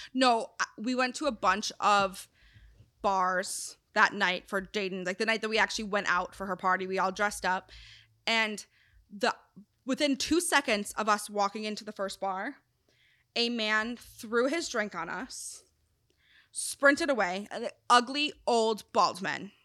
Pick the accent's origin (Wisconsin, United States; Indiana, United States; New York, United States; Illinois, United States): Wisconsin, United States; moved away; also born or lived in South Carolina; I'm from Wisconsin. Well, technically, South Carolina, but I grew up in Wisconsin